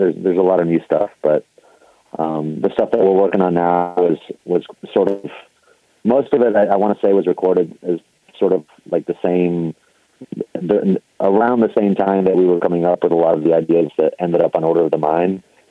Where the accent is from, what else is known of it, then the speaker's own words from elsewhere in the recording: Argentina; moved away; I'm originally from Argentina. We moved here back in the 80s.